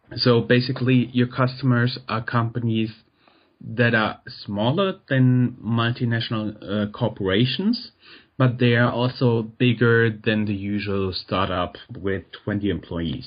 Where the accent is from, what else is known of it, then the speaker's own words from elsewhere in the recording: Germany; English is a second language; I'm German